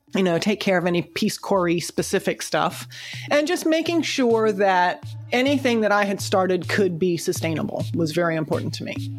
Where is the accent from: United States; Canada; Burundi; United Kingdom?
United States; moved away as an adult; also born or lived in Sambava, Madagascar; I'm, I'm here from the United States